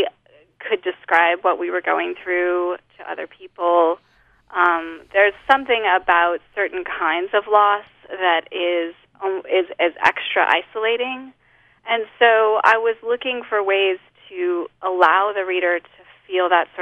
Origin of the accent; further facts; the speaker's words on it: Holladay, Utah, United States; moved away as an adult; also born or lived in Louisiana; now in Lafayette, United States; I grew up in Holiday